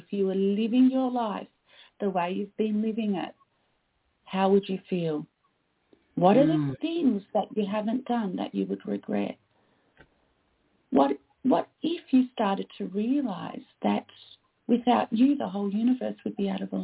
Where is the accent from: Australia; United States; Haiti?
Australia; also born or lived in Canada; I am Australian